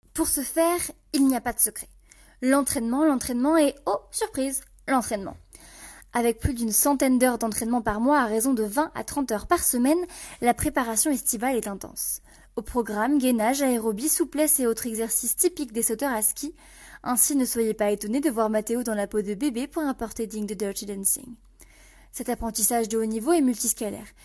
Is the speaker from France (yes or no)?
yes; France; Nous sommes français